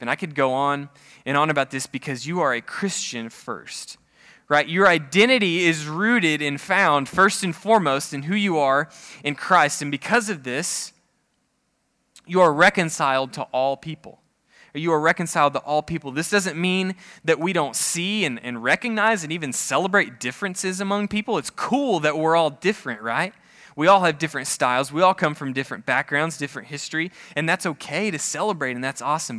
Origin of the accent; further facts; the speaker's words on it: Oklahoma, United States; I'm from Oklahoma